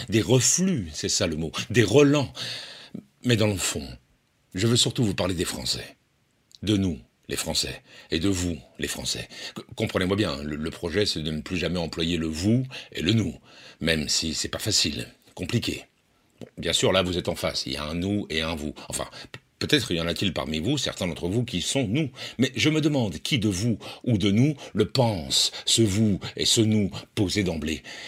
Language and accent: French; Poitiers, Nouvelle-Aquitaine, France; je suis né à Poitiers